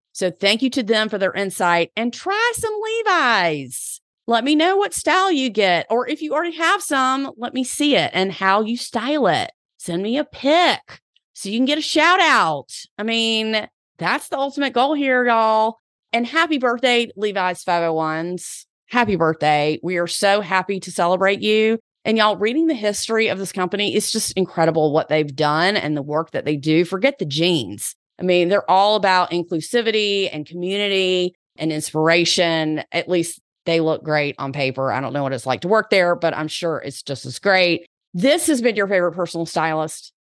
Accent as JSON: {"language": "English", "region": "the South", "country": "United States", "accent": "Southern", "said": "my Southern accent."}